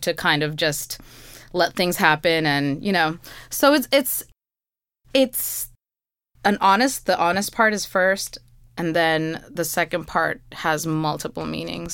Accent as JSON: {"language": "English", "town": "New York City", "region": "New York", "country": "United States", "tie": "born or raised there", "said": "i was born in flushing"}